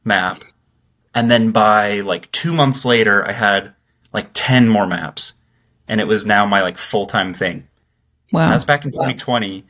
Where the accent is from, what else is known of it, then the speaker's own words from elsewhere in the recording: Utah, United States; I'm from Utah